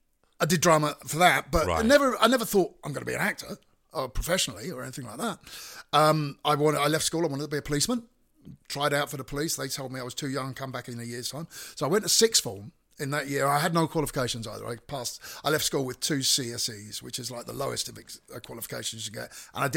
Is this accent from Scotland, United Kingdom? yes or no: no; Fareham, South East England, United Kingdom; I was born in Portsmouth. Born and raised in Portsmouth.